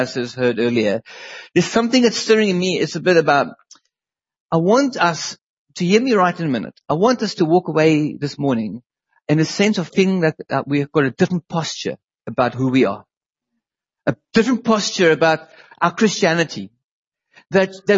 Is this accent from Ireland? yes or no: no; South Africa; moved away as an adult; now in England, United Kingdom; Leanne grew up in South Africa. And so did